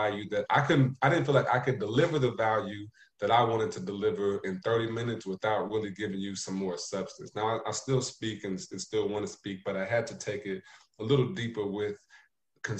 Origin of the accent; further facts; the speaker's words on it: Indiana, United States; moved away as an adult; also born or lived in Ohio; now in Hartsville, United States; I'm from Indiana to start. I went to school in Ohio.